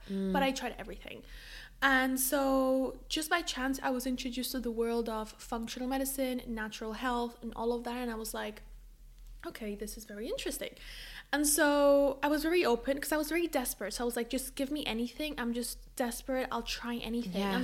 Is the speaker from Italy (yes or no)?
no; Spain; moved away as an adult; also born or lived in London; I moved from Spain to London for university